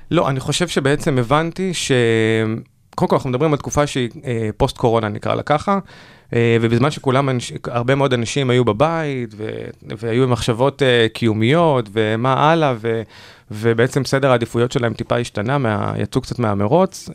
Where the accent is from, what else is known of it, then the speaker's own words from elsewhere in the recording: Ashdod, Southern District, Israel; ובתור מי שגדל בפריפריה, אני במקור מאשדוד